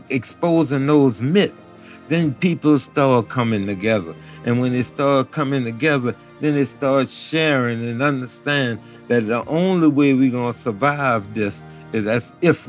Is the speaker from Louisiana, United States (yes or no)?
yes; New Orleans, Louisiana, United States; And I'm from New Orleans, community called Algiers, Louisiana.